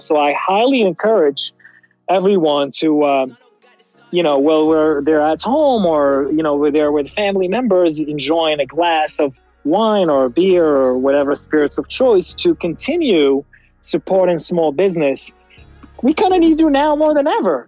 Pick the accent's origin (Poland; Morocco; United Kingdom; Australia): Morocco; first language French; English is a second language; now in United States; I grew up in Morocco